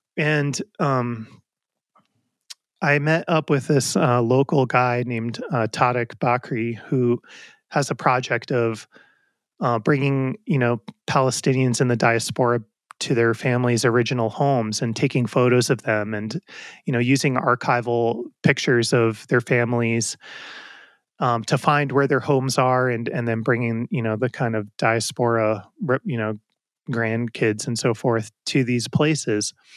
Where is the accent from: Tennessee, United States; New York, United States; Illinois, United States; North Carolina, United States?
New York, United States; Westchester County; also born or lived in Brooklyn, New York; I grew up in New York, and, um, in, I was born in Brooklyn and, uh, lived in a couple different places in Westchester County, just north of the city growing up